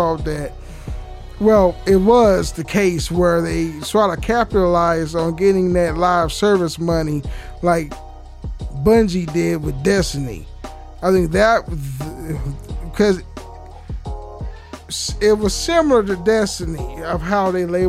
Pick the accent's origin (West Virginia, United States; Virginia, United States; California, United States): California, United States; I'm from California